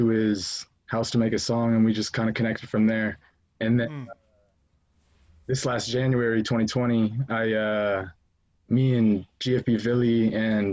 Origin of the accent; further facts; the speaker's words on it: Renton, Washington, United States; I'm from like the Renton, Kent area